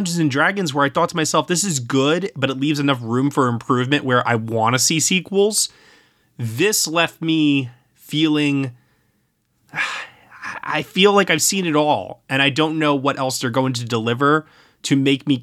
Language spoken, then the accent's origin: English; Brooklyn, New York, United States; my hometown of Brooklyn